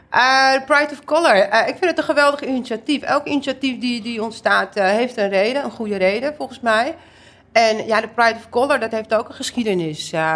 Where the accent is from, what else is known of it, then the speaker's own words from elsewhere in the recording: Amsterdam, North Holland, Netherlands; ik ben geboren en getogen in Amsterdam, maar ik ben half Indonesisch, half Turks.